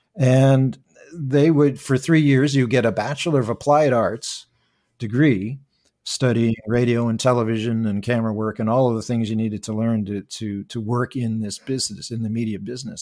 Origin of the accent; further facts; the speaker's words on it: Toronto, Ontario, Canada; I'm originally from, uh, uh, Scarborough, Ontario. I was born and raised in Toronto. I still live and work here.